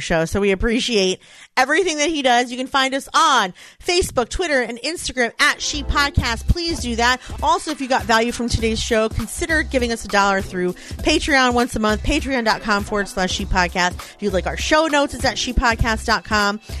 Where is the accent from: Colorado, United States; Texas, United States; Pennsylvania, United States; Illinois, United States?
Pennsylvania, United States; Philadelphia; it's in my hometown.